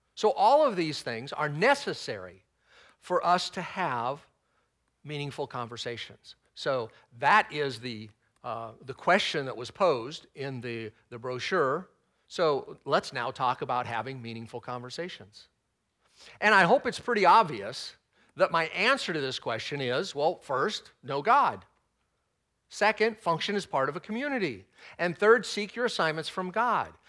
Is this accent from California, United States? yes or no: no; Texas, United States; I'm not prone to Southern speak, even though I was born in Texas